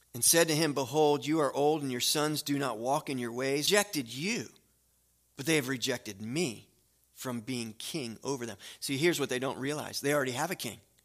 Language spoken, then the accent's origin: English; United States; I am an American